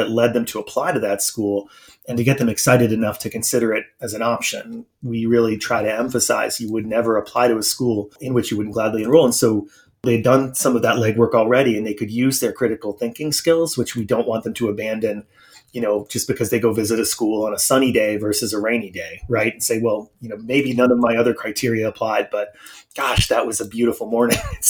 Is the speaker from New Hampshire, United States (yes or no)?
yes; North Conway, New Hampshire, United States; moved away; my hometown in New Hampshire.